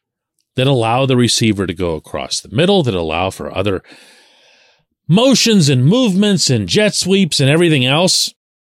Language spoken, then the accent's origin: English; Pittsburgh, Pennsylvania, United States; I'm born and raised in Pittsburgh, but all of my relatives and the rest of the tree, I guess, is on that side of the water.